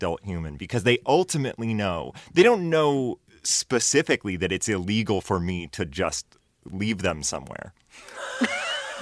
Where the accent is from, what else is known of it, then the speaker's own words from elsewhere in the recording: Maine, United States; I grew up in Maine